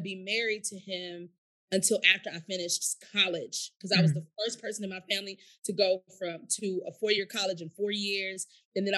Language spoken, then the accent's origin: English; St. Louis, Missouri, United States; I'm from St. Louis